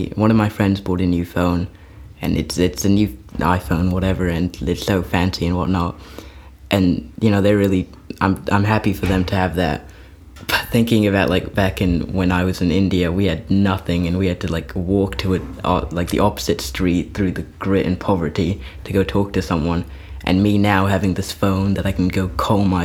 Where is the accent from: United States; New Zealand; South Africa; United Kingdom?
New Zealand; also born or lived in Wanaka, New Zealand; I'm from New Zealand and I'm a Kiwi boy